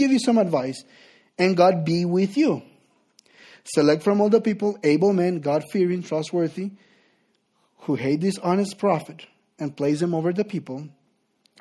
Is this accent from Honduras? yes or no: yes; Honduras; English is a second language; moved away as an adult; I'm originally from Honduras.